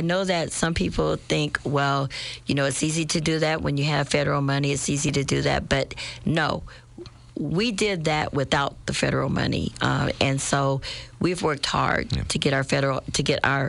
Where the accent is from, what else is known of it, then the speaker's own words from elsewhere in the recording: Springfield, Illinois, United States; this is my hometown. This is where, you know, I raised my family